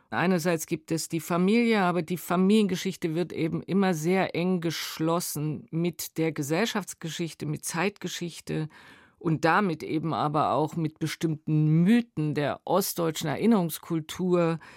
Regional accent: Dresden, Saxony, Germany; Dresden, Teil der Ahnungslosen. Ich sehe mich mit weißem Pionierhemd, mit blauem FDJ-Hemd.

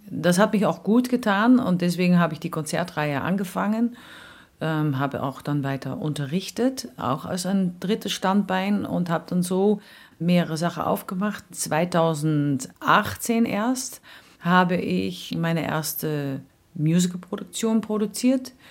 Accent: Netherlands; now in Austria; Und dann kam ich natürlich mit meinen Erfahrungen als Holländerin.

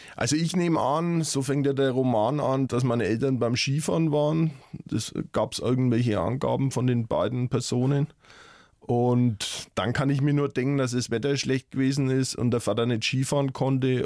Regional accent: Lauf an der Pegnitz, Bavaria, Germany; also born or lived in Nuremberg; now in Fürth, Germany; bin ja in Mittelfranken groß geworden

